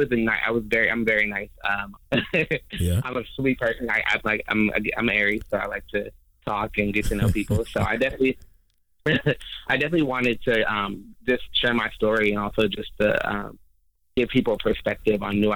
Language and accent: English; Denver, Colorado, United States; moved away as an adult; also born or lived in New York; now in Las Vegas, United States; I'm originally from Denver, Colorado